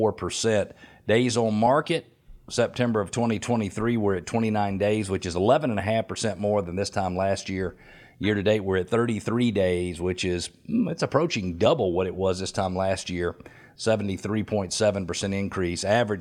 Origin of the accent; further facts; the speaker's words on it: Atlanta, Georgia, United States; When I grew up right here in Metro Atlanta, born June 16th in 1968, right here in Metro Atlanta